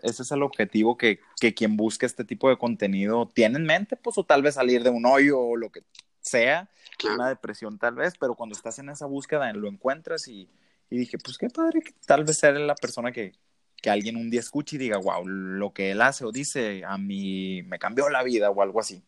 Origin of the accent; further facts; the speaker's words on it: Ciudad Obregón, Sonora, Mexico; accent: norteño; also born or lived in Hermosillo; yo soy originario de Sonora, eh, de Obregón, para ser más exacto, Ciudad de Obregón